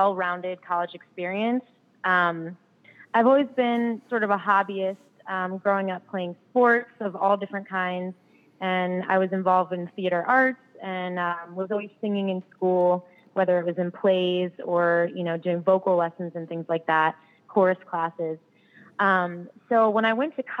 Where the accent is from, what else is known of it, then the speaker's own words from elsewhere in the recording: Frederick, Maryland, United States; moved away as an adult; also born or lived in North Carolina / Baltimore, Maryland; now in Nashville, United States; I grew up in Frederick, Maryland, and I spent most of my life in Maryland